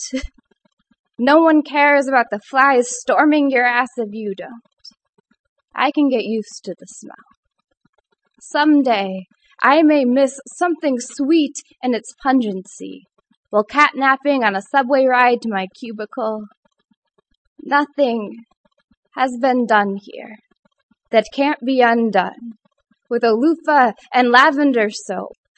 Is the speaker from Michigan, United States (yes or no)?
yes; Michigan, United States; moved away as an adult; now in Ithaca, United States; I am from the hand state